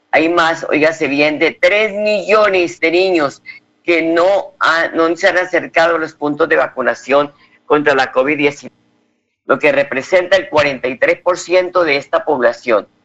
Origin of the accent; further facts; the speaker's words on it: Colombia; Pero usted tiene que acercarse a las urnas como buen colombiano para sostener la democracia, porque somos nosotros los que sostenemos la democracia